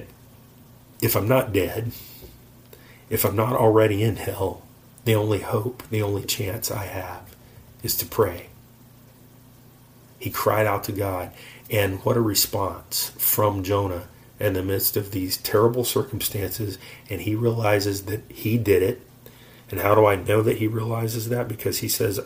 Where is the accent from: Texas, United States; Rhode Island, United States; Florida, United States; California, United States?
Florida, United States; we are from Florida and we've lived near the beach